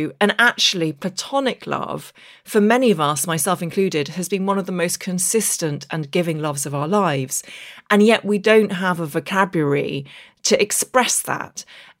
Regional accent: Derry, Northern Ireland, United Kingdom; accent: English; with an English accent, but I actually grew up in the north of Ireland in the Derry Girls era. And I grew up just outside Derry, went to primary school in Derry, but it was at secondary school in Belfast

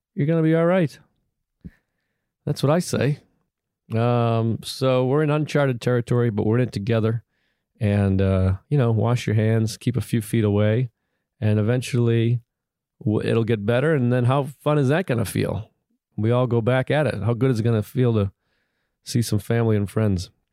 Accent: New York, United States; I'm a New Yorker.

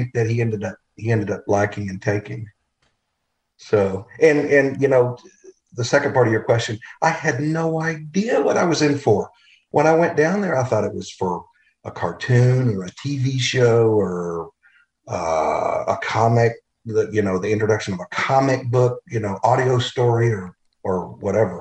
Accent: Longview, Texas, United States; moved away as an adult; also born or lived in New York; I grew up in Longview, Texas

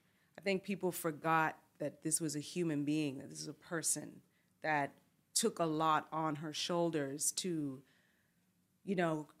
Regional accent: Canada; And as a Canadian, that's kind of the the duality of mm-hmm. it.

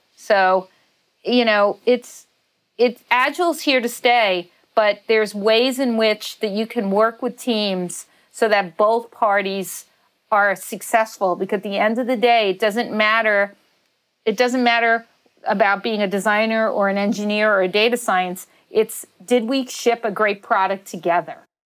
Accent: New York City, New York, United States; a woman growing up in Staten Island

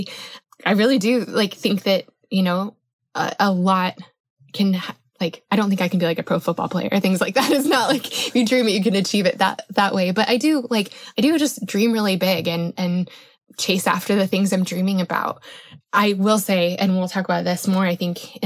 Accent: Colorado, United States; I grew up in Colorado

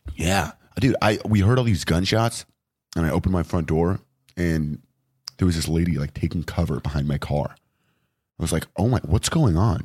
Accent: Los Angeles, California, United States; also born or lived in Westchester, Los Angeles; I grew up in Venice.

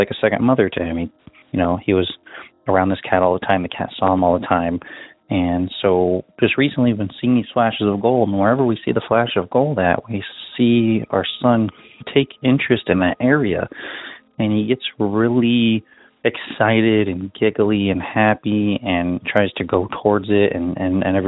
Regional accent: Nebraska, United States; I am from Nebraska

